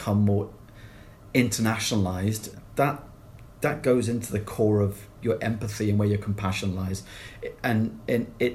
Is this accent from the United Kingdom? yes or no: yes; England, United Kingdom; now in Glasgow, United Kingdom; I can't help being English